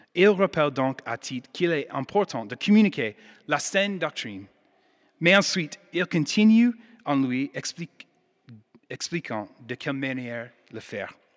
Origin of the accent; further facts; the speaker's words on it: United States; accent: American; French is a second language; now in Lyon, France; Je suis américaine